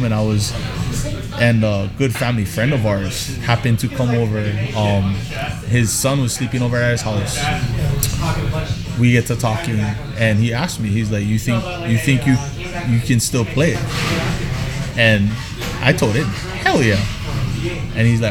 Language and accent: English; United States; moved away; also born or lived in Hawaii; us American players